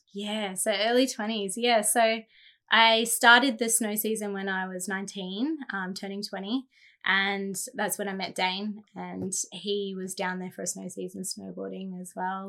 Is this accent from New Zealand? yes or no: no; Jindabyne, New South Wales, Australia; growing up in Jindabyne